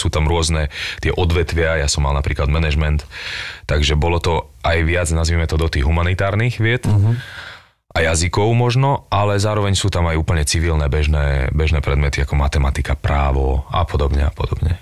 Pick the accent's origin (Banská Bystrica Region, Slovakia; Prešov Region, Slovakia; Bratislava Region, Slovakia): Bratislava Region, Slovakia; Bratislava; also born or lived in Bánovce nad Bebravou, Slovakia; tam som začal chodiť do školy a keď som mal 10 rokov, sme prišli do Bratislavy, odvtedy som tu